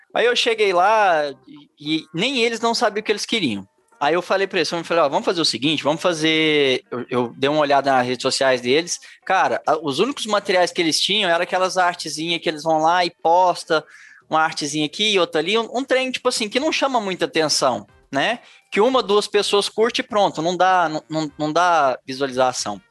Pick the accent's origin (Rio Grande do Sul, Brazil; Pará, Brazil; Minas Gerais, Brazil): Minas Gerais, Brazil; Araxá; Eu sou de Araxá, Minas Gerais